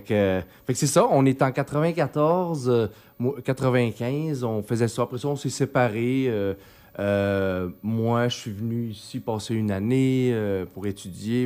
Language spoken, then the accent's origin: French; Chicoutimi, Quebec, Canada; moved away; also born or lived in Mexico; je suis originaire de Chicoutimi. Euh, puis suis j'ai resté là jusqu'en 89